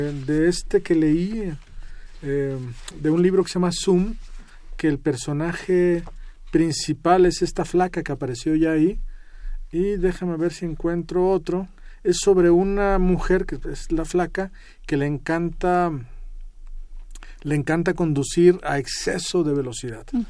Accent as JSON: {"language": "Spanish", "area": "Ameca, near Guadalajara", "region": "Jalisco", "country": "Mexico", "tie": "born or raised there", "said": "Cuando yo era niño, eh, cuando estaba en el colegio, en, el pueblo donde yo nací, que se llama Meca, eh, cerca de Guadalajara"}